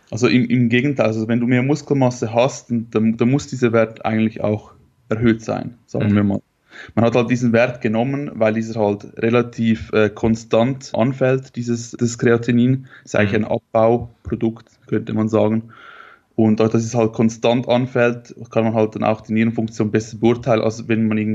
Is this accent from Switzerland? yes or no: yes; Switzerland; ich komme aus der Schweiz.